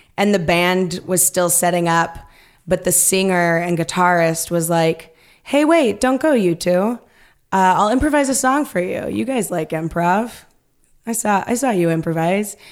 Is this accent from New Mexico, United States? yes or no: no; Stockton, California, United States; moved away; also born or lived in Chicago; I grew up in Stockton